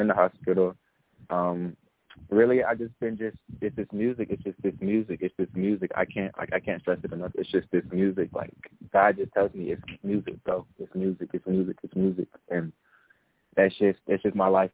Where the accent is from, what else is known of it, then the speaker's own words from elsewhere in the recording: Charlotte, North Carolina, United States; I was um raised and born in Charlotte, North Carolina